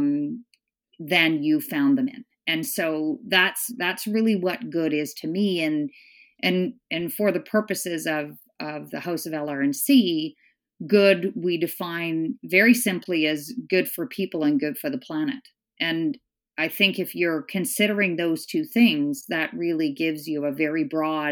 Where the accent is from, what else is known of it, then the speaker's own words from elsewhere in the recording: Northern Ontario, Canada; also born or lived in Scotland; We moved from Scotland to a small town in Northern Ontario